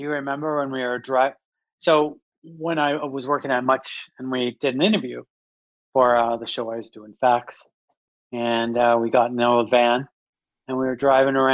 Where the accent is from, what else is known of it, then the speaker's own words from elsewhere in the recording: Winnipeg, Manitoba, Canada; moved away as an adult; also born or lived in Brandon, Manitoba; I'm from Winnipeg, Manitoba. I grew up there. Grew up in the North End.